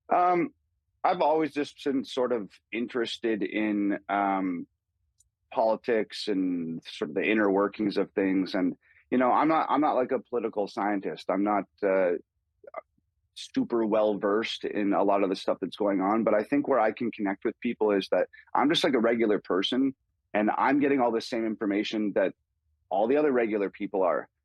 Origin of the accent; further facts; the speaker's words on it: Canada; growing up in Canada.